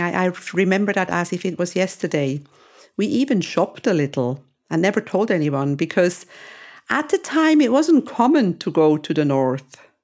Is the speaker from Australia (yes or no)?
no; Switzerland; moved away as an adult; also born or lived in Greece; now in Cyprus; I was born and raised in Switzerland